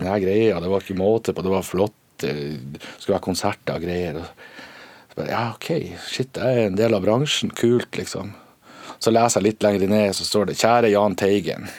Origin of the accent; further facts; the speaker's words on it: Northern Norway, Norway; Vi er bønder fra Nord-Norge.